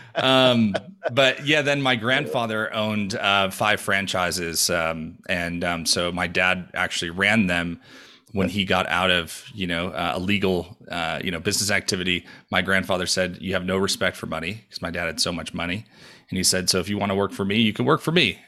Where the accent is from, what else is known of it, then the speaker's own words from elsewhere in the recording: New York, United States; now in Denver, United States; I was born and raised in New York